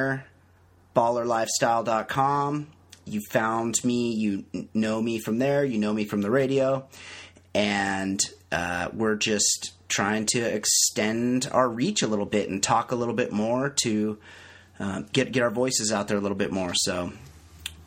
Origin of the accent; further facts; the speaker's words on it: California, United States; I'm a Californian